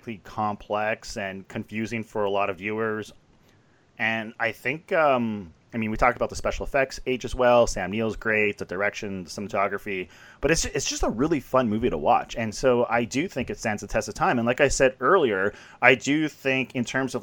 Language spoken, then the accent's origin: English; Canada; I'm Canadian.